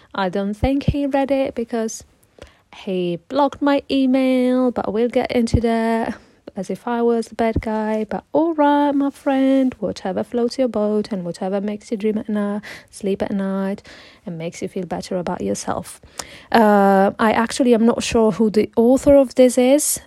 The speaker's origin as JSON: {"language": "English", "country": "Italy", "also_born_or_lived": "Morocco (heritage)", "second_language": "English", "moved": "as an adult", "lives_now": "London, United Kingdom", "said": "And I'm originally from Italy but with Moroccan heritage. But I currently uh, live in London. I moved here around four years ago"}